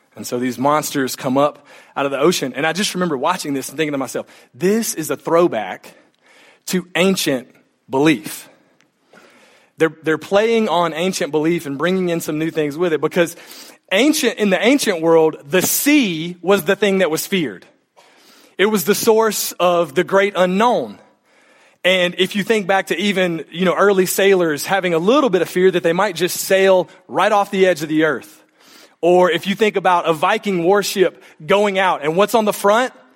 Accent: south central Mississippi, United States; moved away; I grew up in, in south central Mississippi, not too far from the Mississippi Gulf Coast

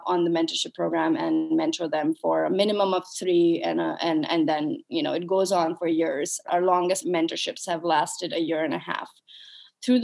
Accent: Pakistan; moved away as an adult; also born or lived in United States; I was brought up and raised in Pakistan

